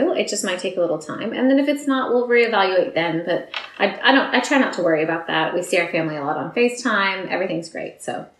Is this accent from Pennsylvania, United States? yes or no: yes; Philadelphia, Pennsylvania, United States; moved away as an adult; also born or lived in California; now in Noosa, Australia; No, I grew up in Philadelphia on the East Coast, and then after university, I moved to California, and I was there for like 10, 15 years